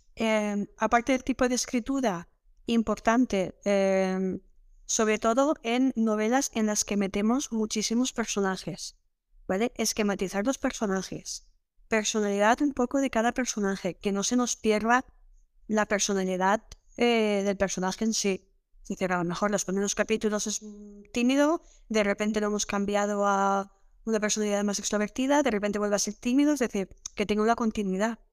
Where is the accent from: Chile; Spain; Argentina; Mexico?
Spain; Villarreal, Valencian Community; soy de Villarreal